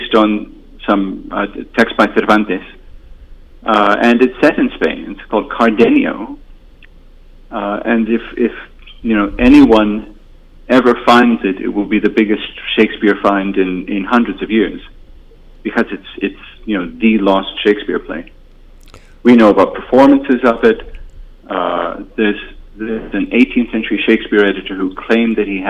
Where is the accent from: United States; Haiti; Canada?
Canada; Toronto, Ontario; moved away; I'm from Toronto originally, and I still listen to CBC Radio